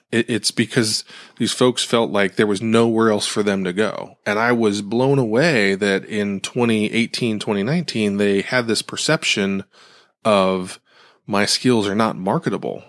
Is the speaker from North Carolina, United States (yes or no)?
no; Ohio, United States; where I grew up in Ohio